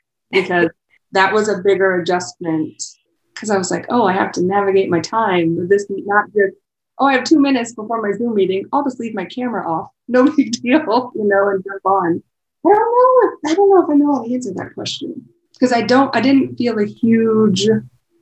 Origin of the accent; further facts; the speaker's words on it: Gower or Easton, east of St. Joseph, Missouri, United States; now in Kansas City, United States; North of here, so east of St. Joe, Gower or Easton would be the area.